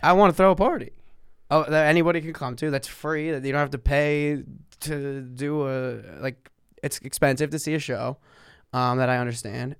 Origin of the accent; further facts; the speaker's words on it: New Jersey, United States; I was a kid from Jersey that doesn't have an Italian last name.